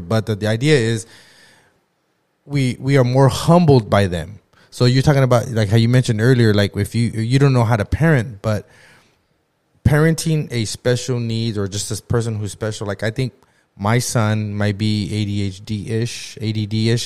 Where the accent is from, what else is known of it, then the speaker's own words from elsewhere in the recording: Lamont, California, United States; growing up in Lamont, everybody knows everybody